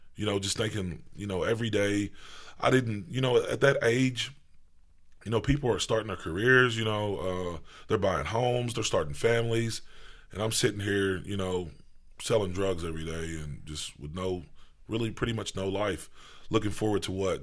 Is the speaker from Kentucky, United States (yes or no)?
yes; Owensboro, Kentucky, United States; I was raised, um, in Owensboro, Kentucky.